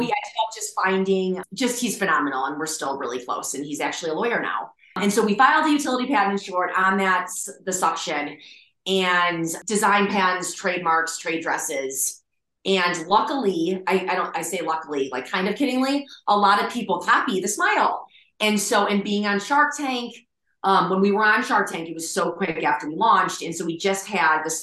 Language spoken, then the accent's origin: English; Michigan, United States; moved away; We're all from Michigan originally